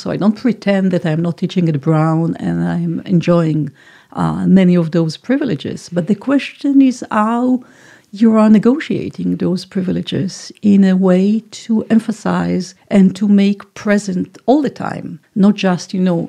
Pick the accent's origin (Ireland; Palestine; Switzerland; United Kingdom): Palestine; born there; And what does it mean that I was born in Palestine and interpolated to forget all these components of my identity?